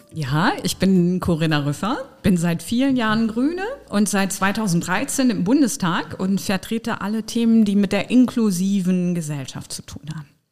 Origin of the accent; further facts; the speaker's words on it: Osnabrück, Lower Saxony, Germany; also born or lived in Berlin; now in Trier, Germany; Osnabrück ist meine Geburtsstadt. Da habe ich meine Kindheit verbracht.